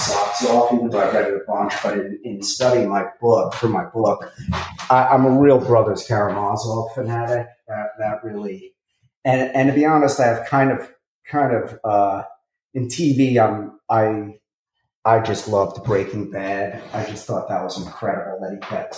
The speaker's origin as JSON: {"language": "English", "town": "New York City", "region": "New York", "country": "United States", "tie": "born or raised there", "said": "I come from Brooklyn, and I'm not saying I'm from like such a tough neighborhood"}